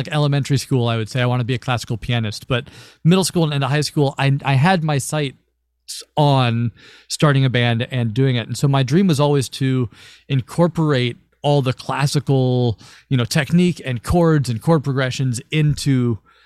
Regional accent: Louisville, Kentucky, United States; I was born and raised in Louisville, Kentucky, so not too far from you all, I don't think. And I was there forever

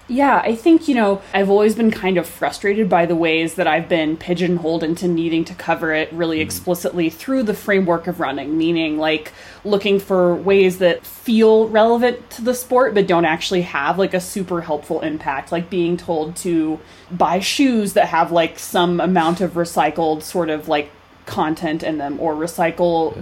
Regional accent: Fayetteville, Arkansas, United States; moved away as an adult; now in Colorado, United States; growing up in Fayetteville, track capital of the mm-hmm. world

